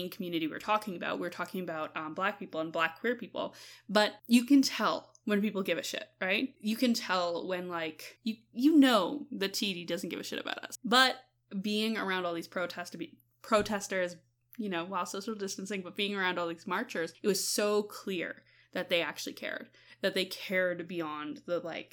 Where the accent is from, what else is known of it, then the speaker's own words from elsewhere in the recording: Canada; We're from Canada